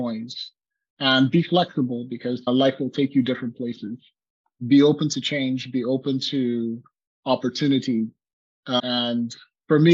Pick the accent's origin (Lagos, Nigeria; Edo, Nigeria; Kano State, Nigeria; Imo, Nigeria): Lagos, Nigeria; moved away as an adult; also born or lived in Utah, United States / Silicon Valley, United States; now in Oregon, United States; So I grew up in Lagos, Nigeria.